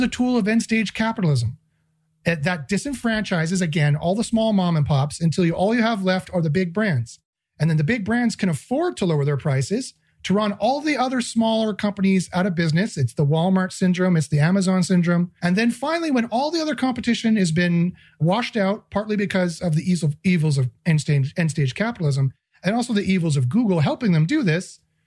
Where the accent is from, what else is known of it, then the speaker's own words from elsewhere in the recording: Canada; I'm Canadian